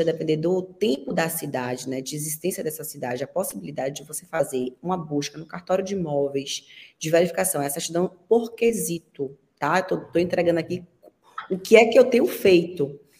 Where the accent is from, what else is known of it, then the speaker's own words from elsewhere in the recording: Brazil; Eu sou brasileira